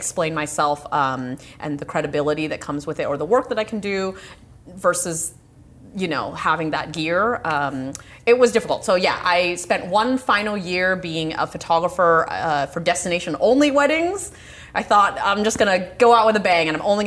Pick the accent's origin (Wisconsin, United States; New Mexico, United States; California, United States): California, United States; Orange County; I'm a California native. So yeah, I grew up in Orange County